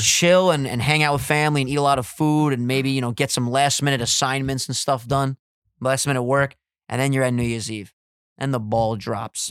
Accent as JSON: {"language": "English", "area": "Long Island", "region": "New York", "country": "United States", "said": "We're island boys from Strong Island"}